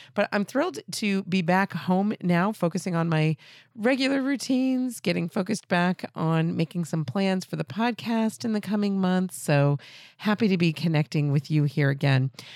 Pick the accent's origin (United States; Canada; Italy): United States; New England; being from New England